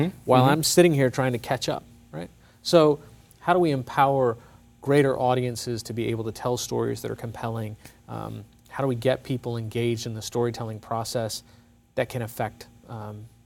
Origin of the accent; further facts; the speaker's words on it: United States; also born or lived in India; I've grown up here. I owe a tremendous amount to the United States